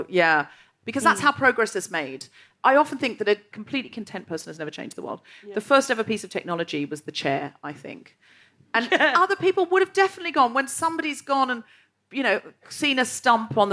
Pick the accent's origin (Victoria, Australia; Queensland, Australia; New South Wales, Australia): Queensland, Australia; Gold Coast; I'm from the Gold Coast